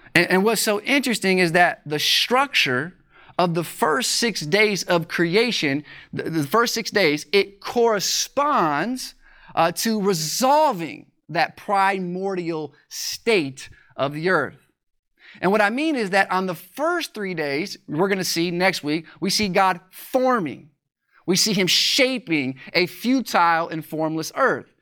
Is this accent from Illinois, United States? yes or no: yes; Joliet, Illinois, United States; moved away; my hometown, it's in Joliet, Illinois